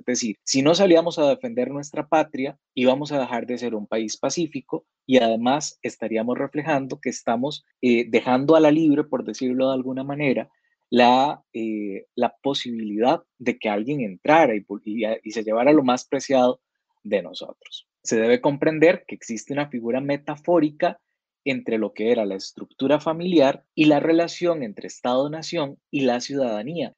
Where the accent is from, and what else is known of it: Costa Rica